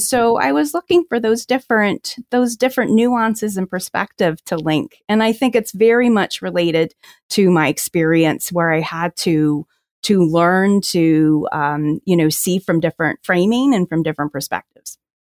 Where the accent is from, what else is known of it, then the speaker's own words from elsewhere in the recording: New Jersey, United States; now in Washington, D.C., United States; I grew up in New Jersey